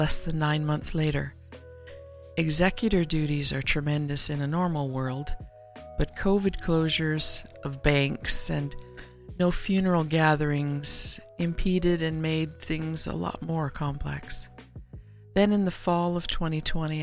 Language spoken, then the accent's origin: English; Canada; Being Canadian